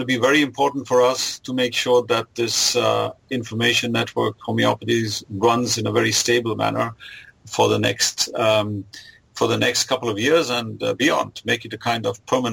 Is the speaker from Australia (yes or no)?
no; India; now in Germany; I was born in Germany, but I grew up in India.